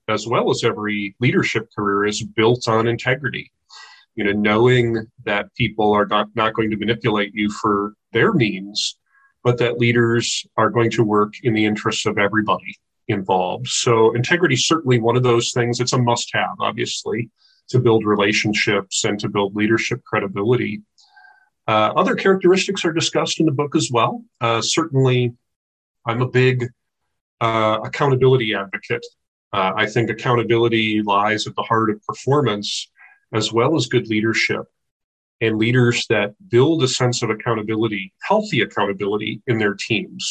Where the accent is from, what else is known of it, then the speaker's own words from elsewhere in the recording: Midwest, United States; moved away as an adult; also born or lived in United Kingdom; now in Olympia, United States; I grew up in the Midwest.